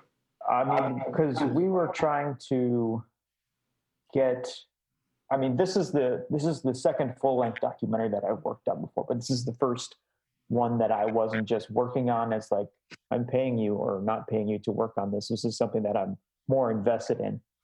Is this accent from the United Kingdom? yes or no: no; Chicago, Illinois, United States; moved away; I'm originally from Chicago